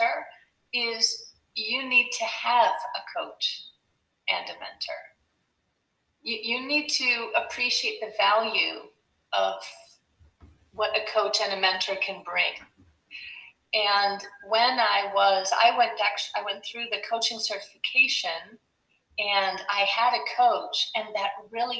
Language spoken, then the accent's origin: English; United States; moved away as an adult; now in Belgium; as an American living in Belgium